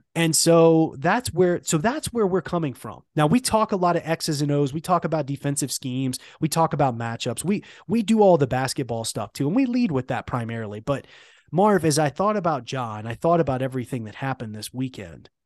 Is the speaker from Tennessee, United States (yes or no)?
yes; Memphis, Tennessee, United States; growing up in Memphis